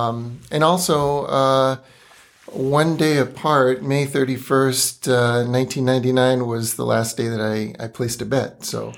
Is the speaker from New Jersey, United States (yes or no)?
no; Los Angeles, California, United States; Not in Monrovia, Southern California. I was born in Los Angeles at St. Vincent's.